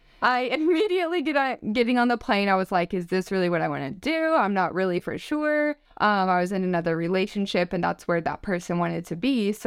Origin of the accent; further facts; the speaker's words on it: Joplin, Missouri, United States; And I'm from Joplin, Missouri. And I grew up there, lived there my entire life.